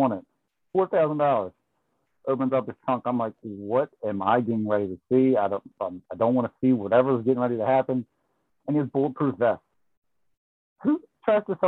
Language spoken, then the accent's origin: English; Baltimore, Maryland, United States